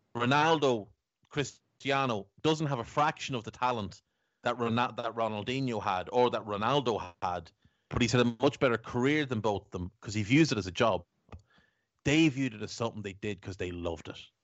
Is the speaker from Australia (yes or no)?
no; Navan, County Meath, Ireland; accent: townie; We're both from Navan in, in County Meath in Ireland. And I'm, I'm a townie, so I've got this townie, scumbaggy kind of accent.